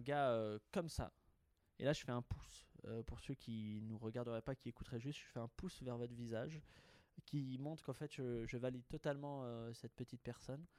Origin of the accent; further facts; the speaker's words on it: Haute-Savoie, Auvergne-Rhône-Alpes, France; moved away; mon chez moi natal